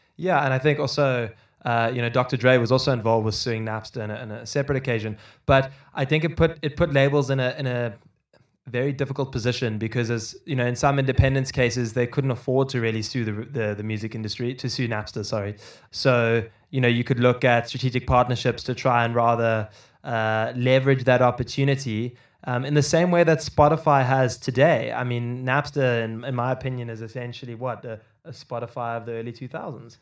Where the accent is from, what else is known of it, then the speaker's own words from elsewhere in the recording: Cape Town, Western Cape, South Africa; I grew up in Cape Town in South Africa